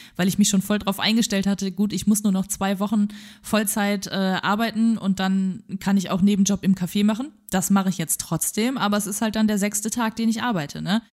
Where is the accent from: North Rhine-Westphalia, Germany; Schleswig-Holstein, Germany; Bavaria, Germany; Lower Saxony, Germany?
North Rhine-Westphalia, Germany; Wegberg; es gab einen Laden bei uns in Wegberg damals